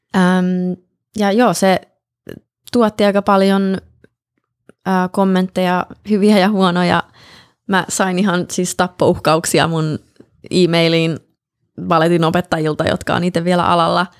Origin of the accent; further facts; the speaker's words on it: Helsinki, Uusimaa, Finland; moved away as an adult; also born or lived in Colorado, United States / Russia; now in Los Angeles, United States; mä oon syntynyt niin. Helsingissä, joo. Mun äiti kävi synnyttämässä mut Suomessa ja sitten tuli tänne